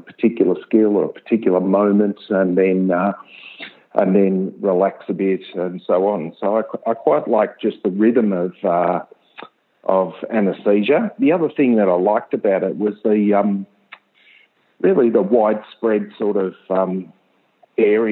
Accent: Ballarat, Victoria, Australia; also born or lived in Melbourne; I grew up in Ballarat and then went off to Melbourne for uni

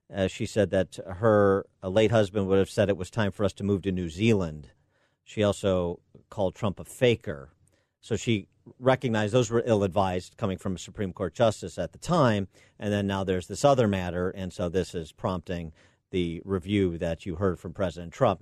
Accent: Illinois, United States; my home state here of Illinois

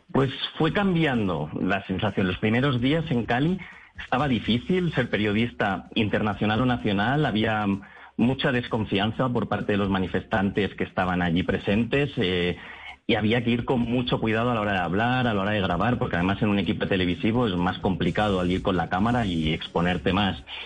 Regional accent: Catalonia, Spain; yo soy de Cataluña

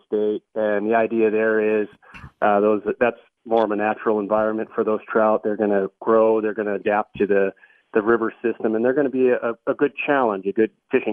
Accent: Wisconsin, United States; now in Colorado, United States; I'm actually from Wisconsin

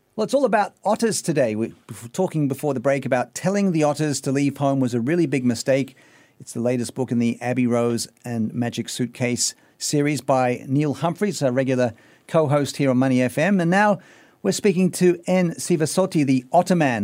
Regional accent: Sydney, New South Wales, Australia; my hometown of Sydney, Australia.

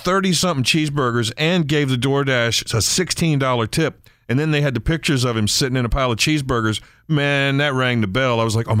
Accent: Maryland, United States; accent: Eastern Shore; my accent comes back a little bit, but I wouldn't call it Baltimore. It's Eastern Shore.

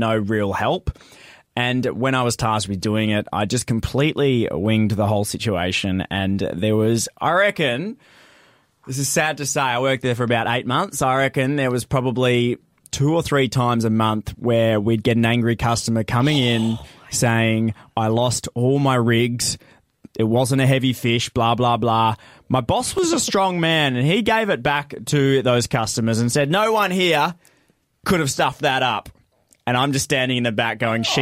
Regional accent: the Kimberley, Western Australia, Australia; also born or lived in Perth; Growing up in the Kimberleys

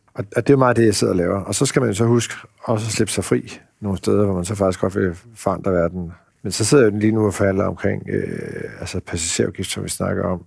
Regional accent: Tølløse, Zealand, Denmark; also born or lived in Iowa, United States / Central Jutland; jeg voksede op i Tølløse, ikke så langt fra, fra Roskilde

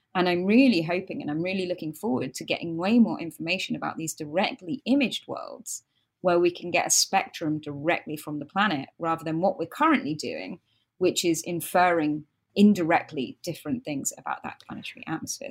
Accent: United Kingdom; accent: British; I'm British, as most of you can hear from my accent

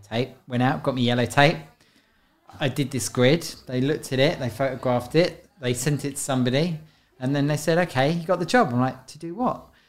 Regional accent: London, United Kingdom; also born or lived in Paris; I grew up in London. Um, I was born in Guy's Hospital in London Bridge

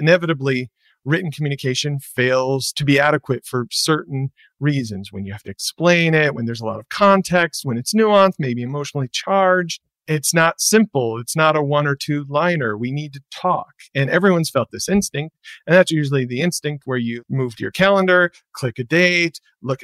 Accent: Michigan, United States; moved away; I'm from Michigan originally

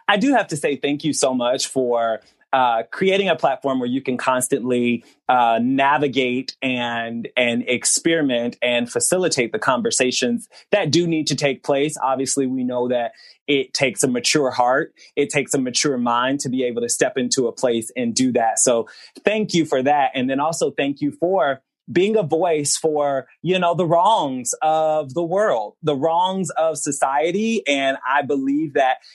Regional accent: Memphis, Tennessee, United States; also born or lived in Indiana; I was a light-skinned black boy raised in Memphis, Tennessee, raised away 10 hours away from my family because I was born in Indiana

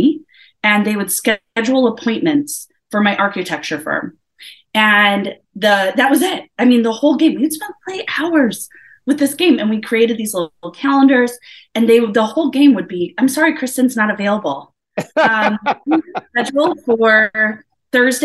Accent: Woodridge, Illinois, United States; also born or lived in Elgin, Illinois; I was born in Elgin, Illinois. I was born and grew up in Woodridge, Illinois, which is like a small town outside of Chicago

